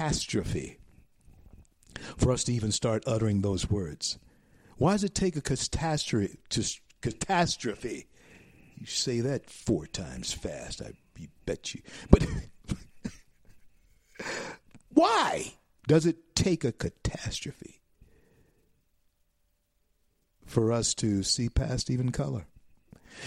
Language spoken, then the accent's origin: English; Shreveport, Louisiana, United States; That's where I was born. I was born in Confederate Memorial Hospital, Shreveport, Louisiana.